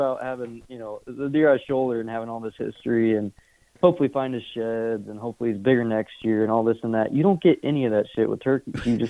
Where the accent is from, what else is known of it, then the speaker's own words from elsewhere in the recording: Indiana, United States; now in Iowa, United States; I moved to Iowa to hunt deer. I'm from Indiana, so sold my house, quit my job, moved to Iowa.